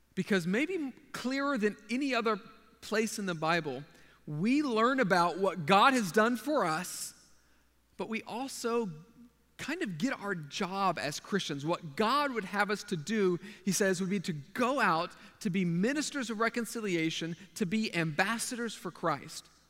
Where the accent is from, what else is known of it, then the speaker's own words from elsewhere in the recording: Texas, United States; moved away as an adult; now in Japan; I'm a Texan